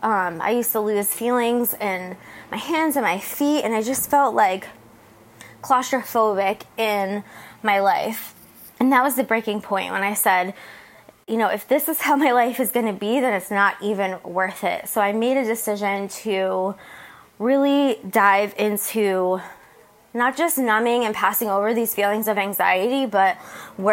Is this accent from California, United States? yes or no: no; New Jersey, United States; moved away as an adult; now in San Diego, United States; I left where I grew up in New Jersey